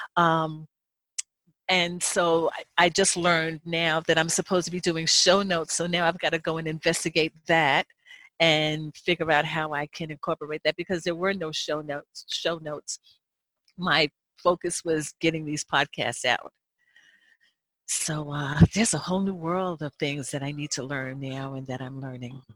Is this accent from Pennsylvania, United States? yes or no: no; New Jersey, United States; I grew up in New Jersey